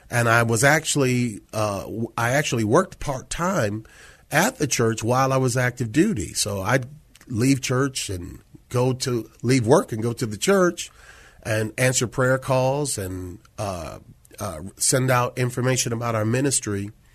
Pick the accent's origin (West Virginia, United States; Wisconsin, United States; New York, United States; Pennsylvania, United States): New York, United States; Syracuse; moved away as an adult; also born or lived in Washington, D.C.; now in San Antonio, United States; born and raised in Syracuse